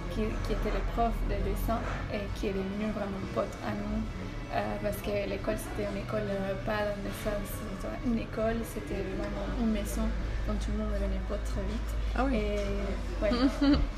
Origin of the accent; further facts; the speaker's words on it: Caracas, Capital District, Venezuela; moved away as an adult; now in Belgium; Alors, on, vient de Venezuela, de Caracas précisément. Et ça fait 8 ans, plus ou moins, qu'on est en Belgique.